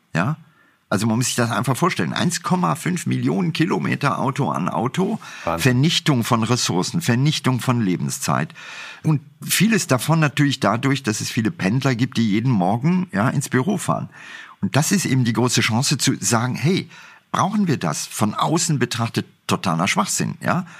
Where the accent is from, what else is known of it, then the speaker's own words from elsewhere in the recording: India; now in Germany; Ich bin in Indien groß geworden